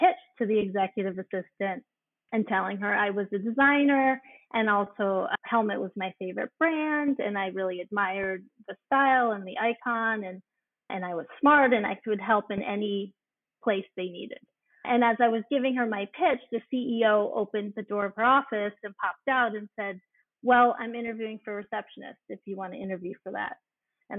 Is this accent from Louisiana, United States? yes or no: no; Norwalk, Connecticut, United States; I grew up in Norwalk, Connecticut, which is an hour outside New York City